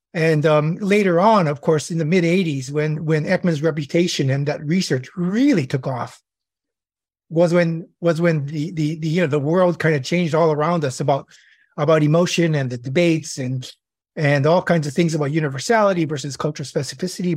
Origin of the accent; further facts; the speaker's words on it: Hawaii, United States; moved away as an adult; also born or lived in California; I'm born and raised in Hawaii